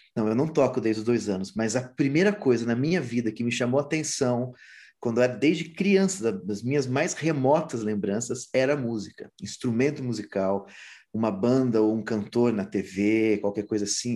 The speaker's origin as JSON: {"language": "Portuguese", "town": "São Simão", "region": "São Paulo", "country": "Brazil", "tie": "born or raised there", "also_born_or_lived": "São Bernardo do Campo / Madrid", "moved": "yes", "said": "Até os quatro anos eu morei no ABC, em São Bernardo do Campo. E aí, ainda com 3, 4 anos, fui para São Simão, interior de São Paulo, perto de Ribeirão Preto. E cresci lá"}